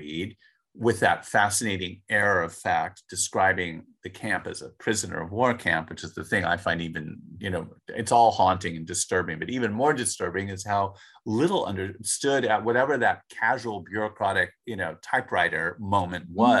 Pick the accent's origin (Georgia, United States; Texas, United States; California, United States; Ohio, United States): California, United States; Los Angeles; I grew up in Los Angeles